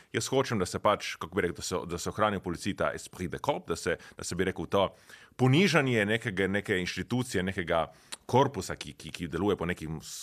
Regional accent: Nova Gorica, Slovenia; prihajam iz Nove Gorice

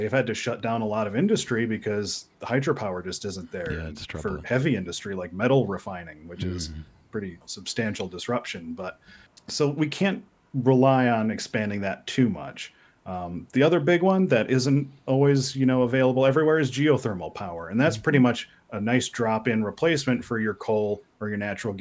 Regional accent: Wisconsin, United States; moved away as an adult; also born or lived in Boulder, Colorado; now in Washington, D.C. area, United States; Growing up in Wisconsin

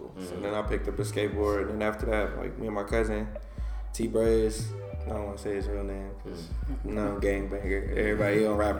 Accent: Inglewood, California, United States; also born or lived in Crenshaw, Los Angeles; I'm from Inglewood, and I grew up like everywhere up in California

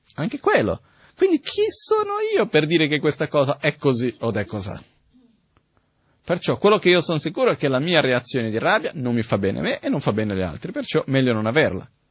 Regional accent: India; moved away; Io son cresciuto in India

